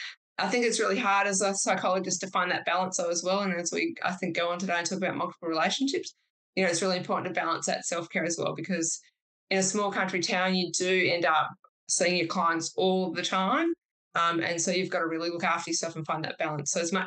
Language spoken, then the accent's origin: English; Perth, Western Australia, Australia; also born or lived in Sydney, New South Wales; I was a city girl. I'm originally from Sydney and then moved to Perth when I was a kid.